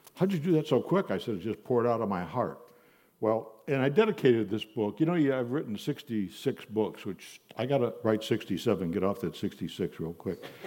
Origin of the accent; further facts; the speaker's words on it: Buffalo, New York, United States; I grew up in Buffalo, New York, youngest of three children